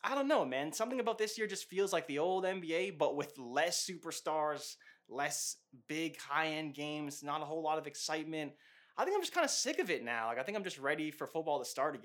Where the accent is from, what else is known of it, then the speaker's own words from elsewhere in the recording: Canada; also born or lived in Toronto area, Ontario; I'm from Canada